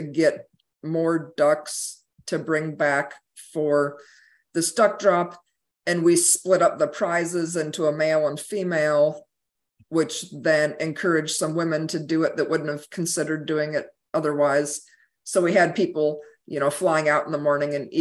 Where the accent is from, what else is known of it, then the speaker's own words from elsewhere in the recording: Midwest, United States; now in Wake Forest, United States; growing up in the Midwest